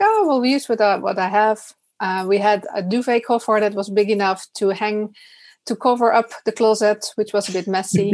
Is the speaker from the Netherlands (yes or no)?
yes; Netherlands; also born or lived in Utrecht; I'm from the Netherlands.